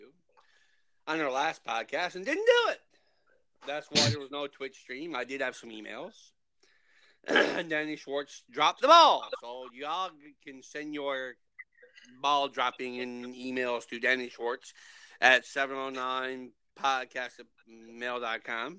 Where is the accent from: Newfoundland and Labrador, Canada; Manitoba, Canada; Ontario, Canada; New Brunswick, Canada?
Newfoundland and Labrador, Canada; St. Anthony; in my hometown, There is no armed robberies